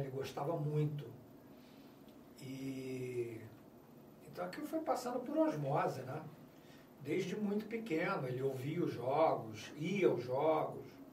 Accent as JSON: {"language": "Portuguese", "region": "Rio de Janeiro", "country": "Brazil", "tie": "born or raised there", "said": "eu morava em Realengo, estudei em Bangu, mas eu nasci no Rio Comprido."}